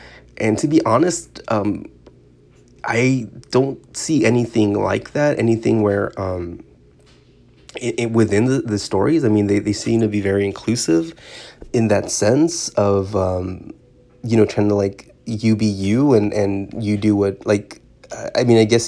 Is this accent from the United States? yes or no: yes; California, United States; so I grew up in Southern California, and listening to K-Rock and Kevin and Bean in the Morning